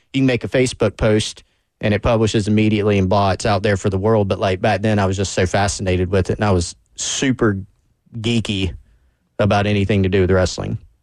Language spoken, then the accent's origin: English; Anderson, United States; moved away; back in my hometown in Anderson